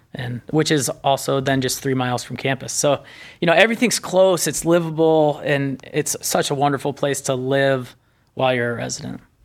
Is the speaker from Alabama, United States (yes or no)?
no; northern Indiana, United States; moved away as an adult; now in Cleveland, United States; I grew up in Indiana, northern Indiana